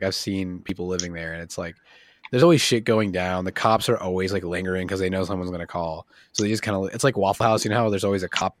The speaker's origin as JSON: {"language": "English", "town": "Westborough", "region": "Massachusetts", "country": "United States", "tie": "born or raised there", "also_born_or_lived": "Rhode Island / Charlotte, North Carolina", "moved": "yes", "said": "I like grew up in Massachusetts. I was born in Rhode Island and grew up in Massachusetts."}